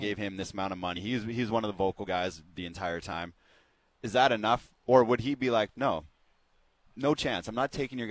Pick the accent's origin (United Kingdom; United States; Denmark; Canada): Canada; As a Canadian